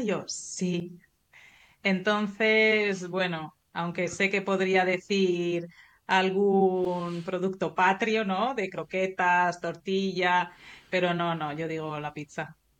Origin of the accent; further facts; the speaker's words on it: Valladolid, Castile and León, Spain; moved away as an adult; now in Sicily, Italy; yo soy de Valladolid, que está en el interior eh, de España